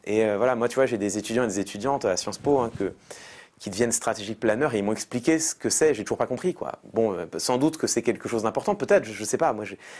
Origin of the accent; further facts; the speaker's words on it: Paris, Île-de-France, France; Moi j'ai grandi dans le 19e arrondissement de Paris.